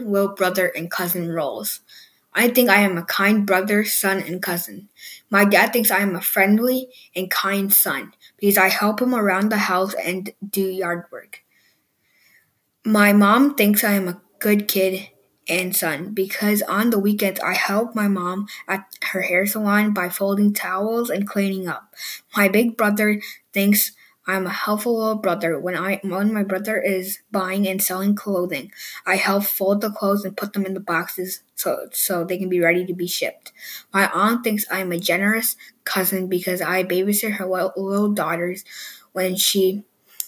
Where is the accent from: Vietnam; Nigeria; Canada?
Vietnam; now in Minnesota, United States; I am from Vietnam, but I am in Minnesota now